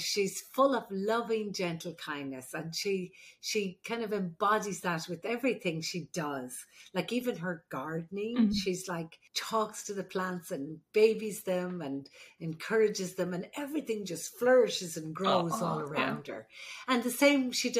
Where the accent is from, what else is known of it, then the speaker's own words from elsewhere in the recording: Ireland; moved away; I'm the Irish midwife